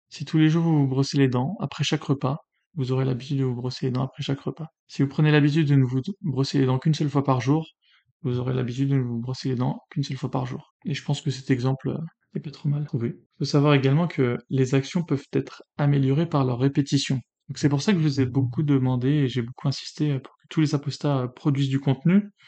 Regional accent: France; je suis né en France, patrie des Lumières

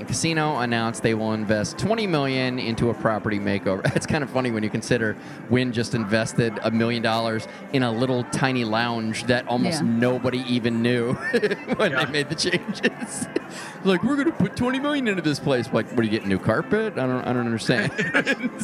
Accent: Midwest, United States; We're all from the Midwest

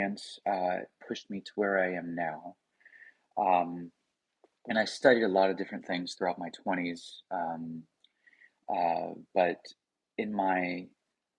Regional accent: the Bible Belt, United States; I come from the Bible Belt

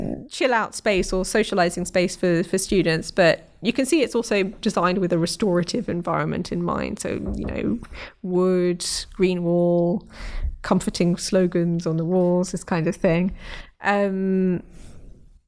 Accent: London, United Kingdom; I grew up in North London, Brent Cross Shopping Centre

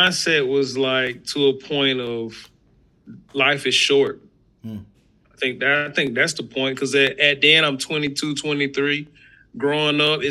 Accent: the South, United States; I grew up in the South

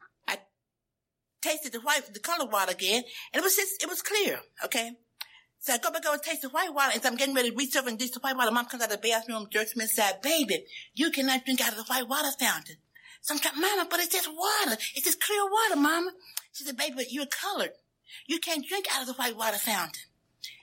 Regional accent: Memphis, Tennessee, United States; I grew up in Memphis, Tennessee

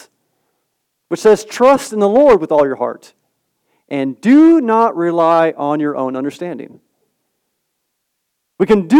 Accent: Southern California, United States; born and raised in Southern California

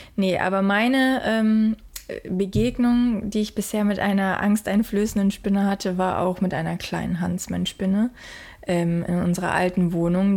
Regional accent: Germany; now in Australia; bei uns in Deutschland

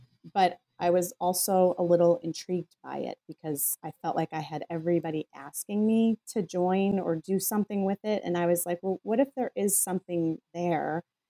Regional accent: Scotland, United Kingdom; I'm Scottish. I have tight pockets.

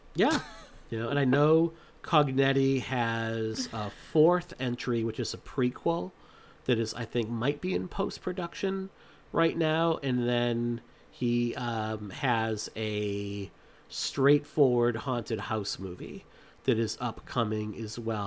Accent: Massachusetts, United States; I'm from Massachusetts

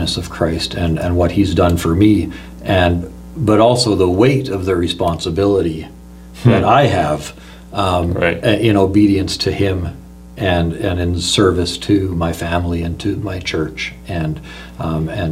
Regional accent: Meadow Lake, Saskatchewan, Canada; also born or lived in Leaf Rapids, Manitoba / Lillooet, British Columbia / Princeton, British Columbia; now in British Columbia, Canada; So ended up in Meadow Lake, Saskatchewan eventually. And that's really where I grew up. I would call that my hometown

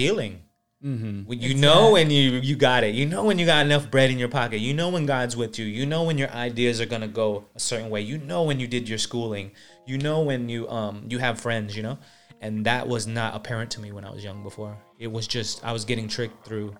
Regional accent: California, United States; also born or lived in Philippines; when I moved from the Philippines, it was basically like a New York City, but of California

